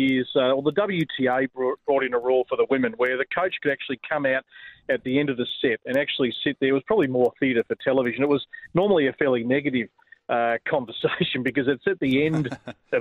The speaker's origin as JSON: {"language": "English", "country": "Australia", "said": "us as Australian tennis fans"}